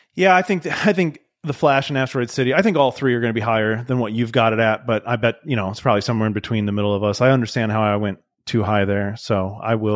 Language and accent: English; United States; I'm, I'm American.